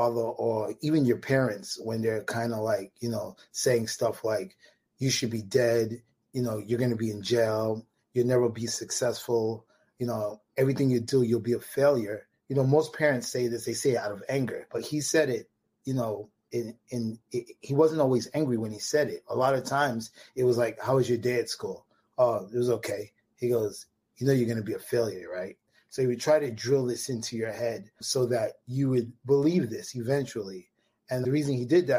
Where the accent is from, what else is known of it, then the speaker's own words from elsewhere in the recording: New York City, New York, United States; I grew up in Marlboro Projects, which is between Coney Island and Bensonhurst.